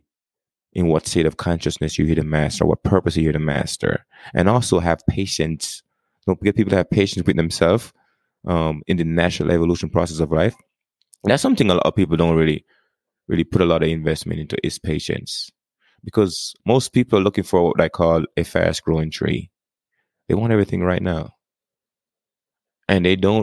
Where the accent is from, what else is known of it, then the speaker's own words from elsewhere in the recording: Jamaica; accent: Jamaican; now in United States; I was born and raised in Jamaica. And then I got to the United States in 1998.